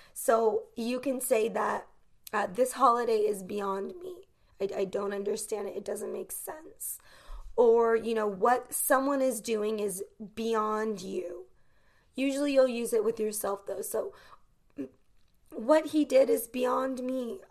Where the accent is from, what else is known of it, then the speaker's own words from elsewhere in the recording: United States; as an American growing up in the United States